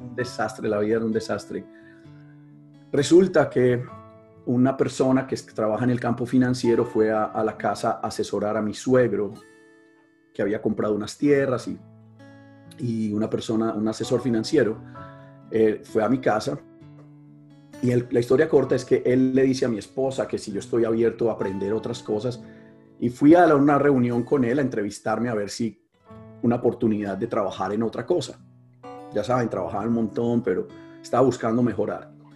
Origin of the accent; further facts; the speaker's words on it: Medellín, Antioquia, Colombia; soy de Colombia, de una ciudad que se llama Medellín